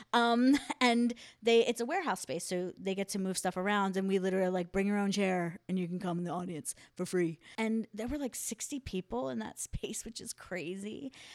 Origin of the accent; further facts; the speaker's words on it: Philadelphia, Pennsylvania, United States; I'm from Philly